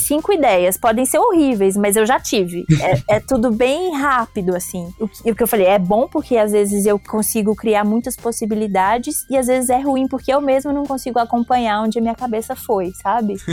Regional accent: Belo Horizonte, Minas Gerais, Brazil; moved away; eu nasci em Belo Horizonte, mas minha mãe também, meu pai é de Montes Claros, norte de Minas

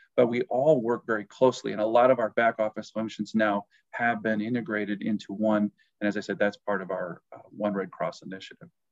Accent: New Lisbon, Wisconsin, United States; where I grew up, my hometown is uh, New Lisbon, Wisconsin. That I grew up on a farm

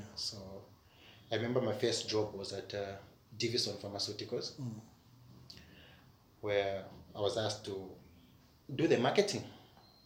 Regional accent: Kitwe, Copperbelt Province, Zambia; I grew up in Kitwe

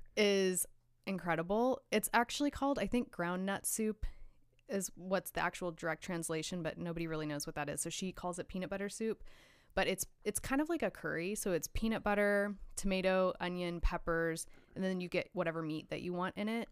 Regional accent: Hutchinson, Kansas, United States; moved away as an adult; also born or lived in Los Angeles; now in Kansas City, United States; I grew up in Hutchinson, Kansas.

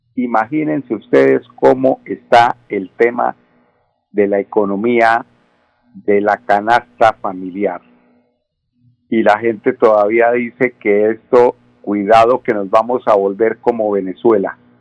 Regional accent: Colombia; somos los colombianos

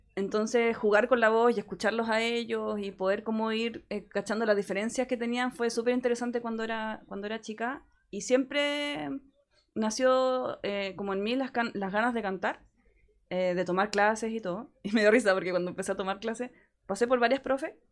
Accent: Chile; somos una banda de Chile, que no somos una banda gringa porque no somos gringos

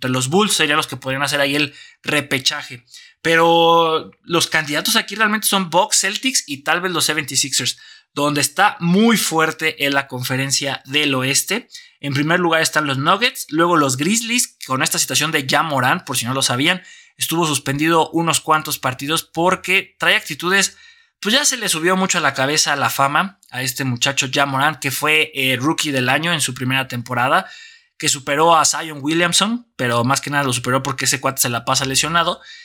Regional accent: Mexico; como país

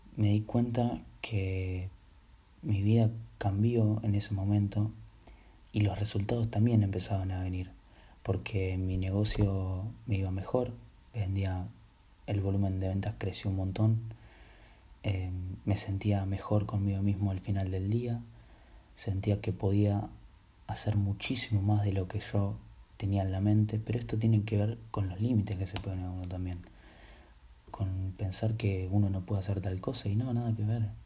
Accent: Buenos Aires, Argentina; soy de Argentina, Buenos Aires

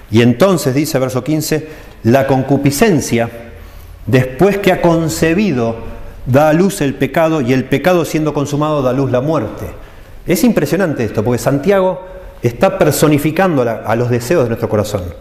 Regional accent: Italy; Spanish is a second language; es posible que yo sea un gritón, pero no es porque soy italiano, es porque aprendí de mi papá, de mi abuelo y copio eso.

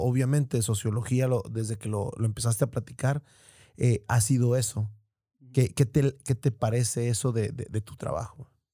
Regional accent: Tijuana, Baja California, Mexico

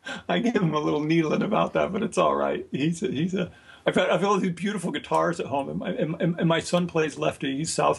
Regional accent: Hermosa Beach, California, United States; I grew up on the Strand when I was a boy. My parents had an apartment on the Strand in Hermosa Beach.

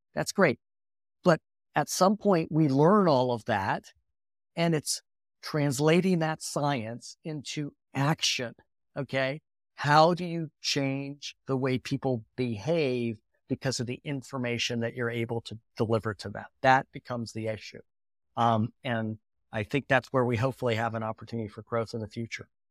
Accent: Lake Michigan, northern Indiana, United States; I grew up on Lake Michigan, uh, kind of in northern Indiana

